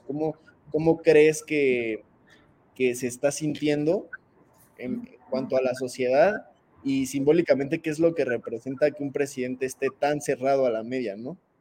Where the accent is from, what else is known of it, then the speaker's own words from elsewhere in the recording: Mexico; como mexicanos